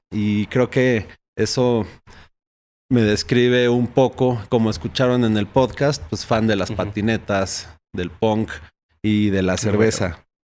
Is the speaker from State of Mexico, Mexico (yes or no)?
no; Uruapan, Michoacán, Mexico; en Uruapan, Michoacán, que es donde yo nací, donde la familia, por mi parte materna, eh, vive.